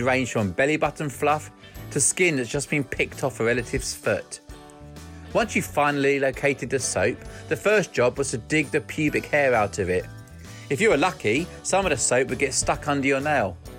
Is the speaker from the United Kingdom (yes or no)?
yes; England, United Kingdom; moved away as an adult; now in Japan; I'm from England but live in Japan. Being British